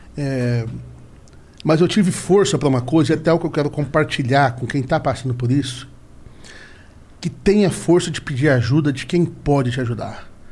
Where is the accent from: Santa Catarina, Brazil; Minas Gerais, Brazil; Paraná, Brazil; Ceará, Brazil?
Paraná, Brazil; also born or lived in São Paulo; eu também fui criado no Paraná